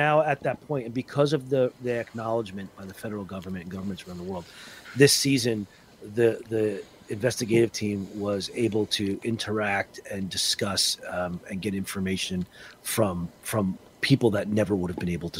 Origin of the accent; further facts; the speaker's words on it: New Jersey, United States; Growing up in Northern New Jersey, Roman Catholic, you can't be at your adulthood.